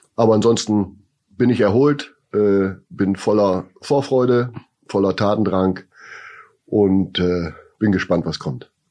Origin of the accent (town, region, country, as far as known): Bremen, Germany; born or raised there